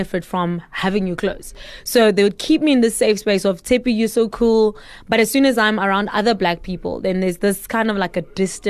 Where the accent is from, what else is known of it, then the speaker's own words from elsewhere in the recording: Pretoria, Gauteng, South Africa; growing up in Pretoria, I was exposed to two sides, because as a black girl, I went to a white Afrikaans high school.